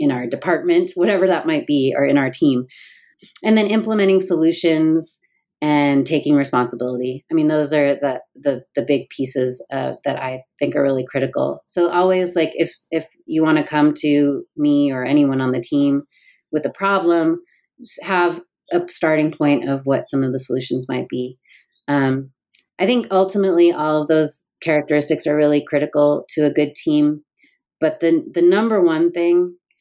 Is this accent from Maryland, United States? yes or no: no; Seattle, Washington, United States; also born or lived in New York / San Francisco; now in Los Angeles, United States; I live in Los Angeles. I'm from Seattle. Lived in New York and San Francisco.